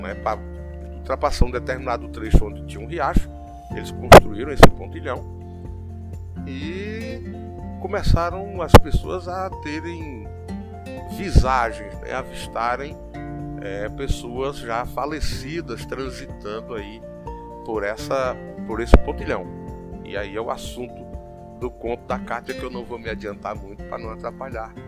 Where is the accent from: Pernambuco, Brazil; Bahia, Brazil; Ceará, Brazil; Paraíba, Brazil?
Paraíba, Brazil; Santa Cruz; a minha terra é, é, uma terra muito hospitaleira